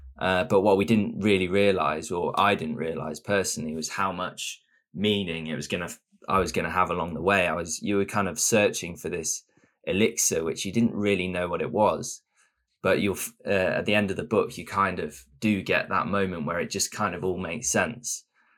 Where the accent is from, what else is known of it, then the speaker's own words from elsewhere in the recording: England, United Kingdom; now in Östersund, Sweden; then you get a sort of reputation as the English people, or those two sort of strange, short English blokes.